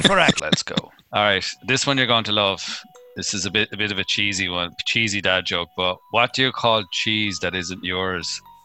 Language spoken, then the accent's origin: English; Ireland; being Irish